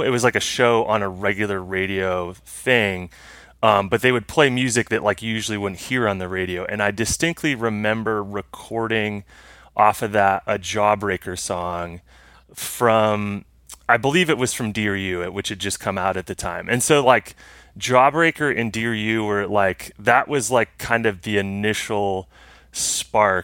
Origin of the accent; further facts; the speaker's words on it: Muscatine, Iowa, United States; also born or lived in Cedar Falls, Iowa; I grew up in a small town in Iowa called Muscatine, Iowa.